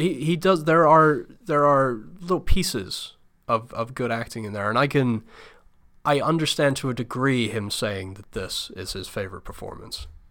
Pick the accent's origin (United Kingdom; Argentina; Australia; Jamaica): United Kingdom; now in United States; I'm not a U S citizen. I'm from the U K